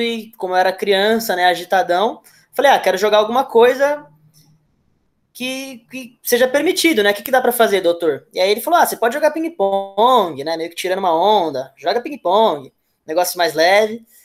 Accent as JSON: {"language": "Portuguese", "town": "Santo André", "region": "São Paulo", "country": "Brazil", "said": "sou de Santo André, mas a minha família, ela, por parte de pai, né? Minha família, por parte da descendência japonesa, ela é de Mauá."}